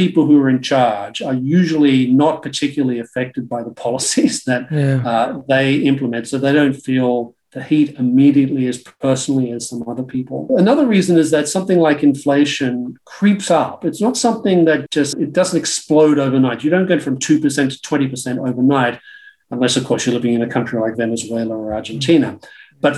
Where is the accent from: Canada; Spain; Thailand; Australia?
Australia; growing up in Australia in the 1970s